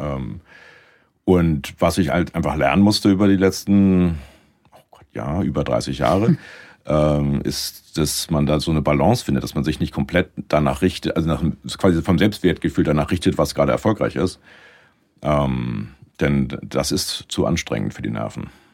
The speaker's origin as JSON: {"language": "German", "town": "Lüneburg", "region": "Lower Saxony", "country": "Germany", "tie": "born or raised there", "also_born_or_lived": "Munich", "moved": "as an adult", "lives_now": "Canada", "said": "habe dann erstmal in Lüneburg in meiner Heimatstadt habe dann Kulturwissenschaften studiert"}